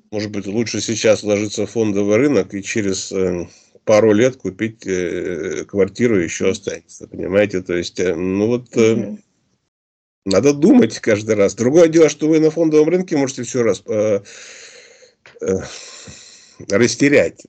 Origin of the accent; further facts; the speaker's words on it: Omsk, Omsk Oblast, Russia; мы сами из Омска